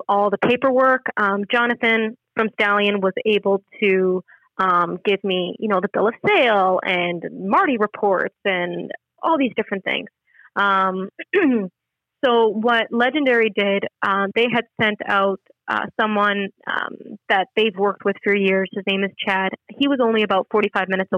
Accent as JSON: {"language": "English", "country": "Canada", "said": "I'm a Canadian citizen"}